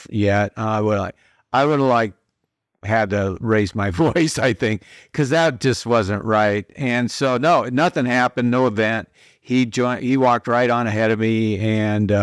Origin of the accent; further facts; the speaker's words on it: Iowa, United States; now in Tennessee, United States; I'm from Iowa in the Midwest originally